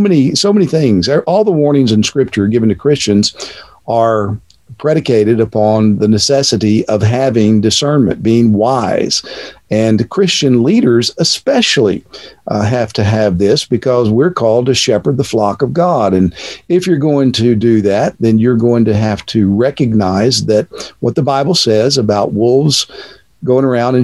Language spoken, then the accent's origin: English; Texas, United States; moved away as an adult; now in Cape Coral, United States; born and raised in Texas